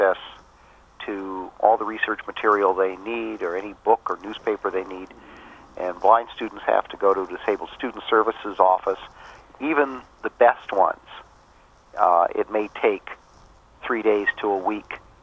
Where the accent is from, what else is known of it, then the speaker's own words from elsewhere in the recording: California, United States; my home state, California